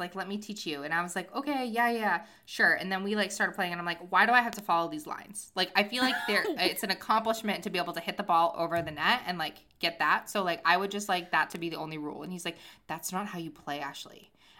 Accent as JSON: {"language": "English", "country": "United Kingdom", "said": "I'm, you know, even though you can't tell, I'm British."}